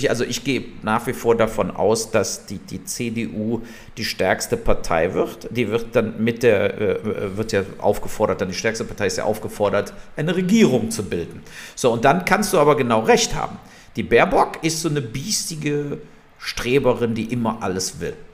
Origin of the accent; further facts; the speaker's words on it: Wermelskirchen, North Rhine-Westphalia, Germany; Der, der Lindner kommt ja aus meiner Heimatstadt äh, Wermelskirchen.